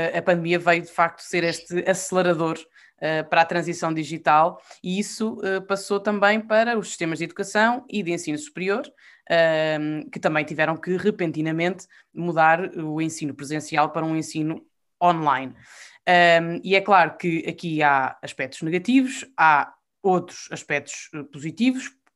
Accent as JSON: {"language": "Portuguese", "country": "Portugal", "said": "eu sou portuguesa e sou europeia e não sei ser uma sem a outra."}